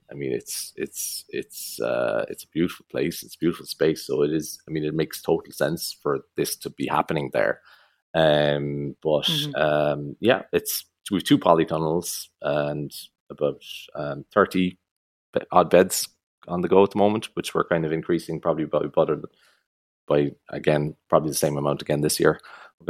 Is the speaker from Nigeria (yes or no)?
no; Crosshaven, Munster, Ireland; also born or lived in United States; I grew up in Crosshaven.